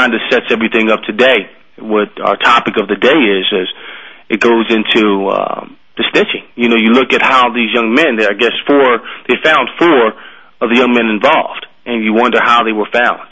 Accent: Philadelphia, Pennsylvania, United States; I grew up in Philadelphia

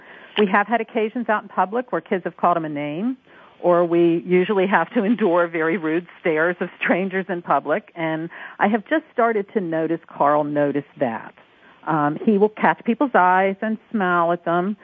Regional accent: Beaver, Pennsylvania, United States; I was born and raised in Beaver, which is your classic small western PA town. I still live there

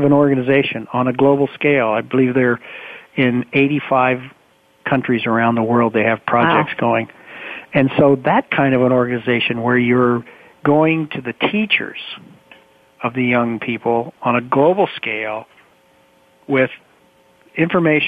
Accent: United States; I'm American and that's my experience and that's my upbringing

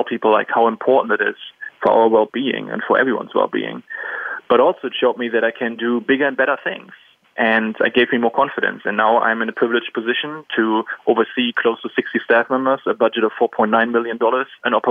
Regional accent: Germany; English is a second language; moved away as an adult; also born or lived in Silver Spring, Maryland / Turkey / Argentina / London; growing up in Germany

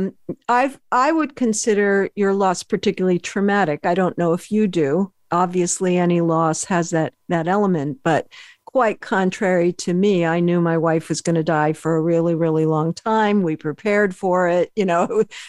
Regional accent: Berkeley, California, United States; also born or lived in Philadelphia; a Berkeley girl

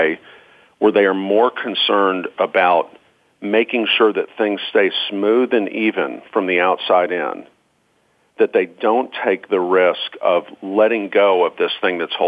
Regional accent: Georgia, United States; I'm from Georgia.

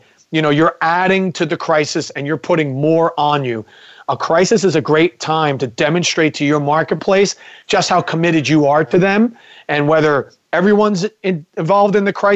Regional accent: New Jersey, United States; I'm from New Jersey

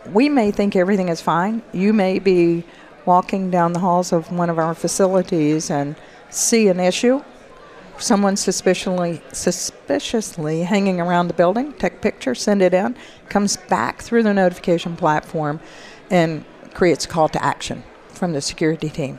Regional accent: the South, United States; accent: southern; my southern accent

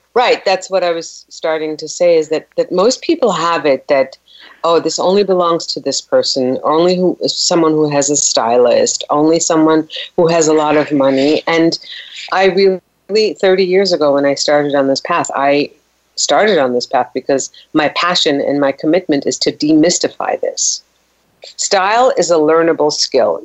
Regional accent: Germany; moved away; being a Persian girl, you know, in the 60s growing up in Germany

